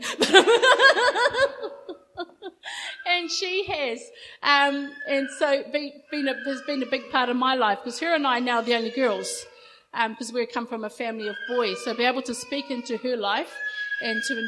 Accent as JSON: {"language": "English", "town": "Rotorua", "region": "Bay of Plenty", "country": "New Zealand", "tie": "born or raised there", "said": "I grew up in Rotorua, a little town up the coast"}